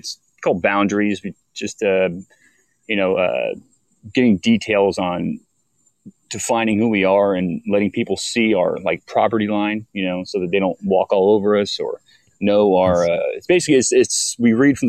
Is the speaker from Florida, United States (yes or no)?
yes; St. Petersburg, Florida, United States; That's my hometown, St. Pete